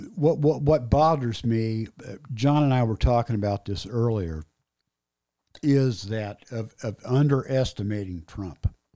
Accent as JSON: {"language": "English", "town": "Indianapolis", "region": "Indiana", "country": "United States", "tie": "born or raised there", "said": "I grew up on Northwest Side, Indianapolis"}